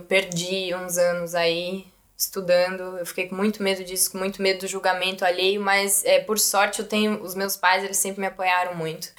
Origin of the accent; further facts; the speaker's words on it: São Paulo, Brazil; moved away as an adult; now in Germany; eu sou de São Paulo, sou da Zona uhum. Oeste de São Paulo